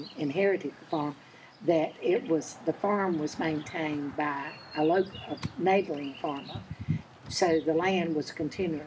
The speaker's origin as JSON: {"language": "English", "region": "North Carolina", "country": "United States", "tie": "born or raised there", "said": "I grew up here on the farm when it was a dairy farm"}